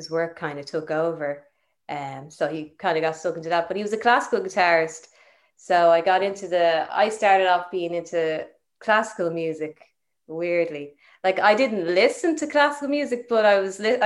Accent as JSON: {"language": "English", "town": "Balbriggan", "region": "Leinster", "country": "Ireland", "tie": "born or raised there", "also_born_or_lived": "Camden, London, United Kingdom", "said": "I was actually born in Camden in London. And yeah, and then grew up in Balbriggan"}